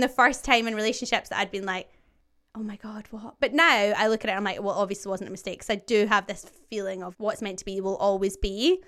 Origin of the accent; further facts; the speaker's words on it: just outside Glasgow, Scotland, United Kingdom; now in London, United Kingdom; I'm obviously Scottish. I am from just outside Glasgow, and I now live in London.